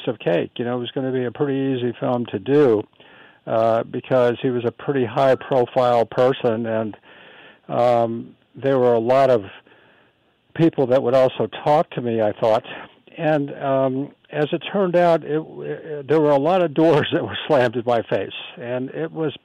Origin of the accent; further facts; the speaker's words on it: Corpus Christi, Texas, United States; my hometown in Corpus Christi, Texas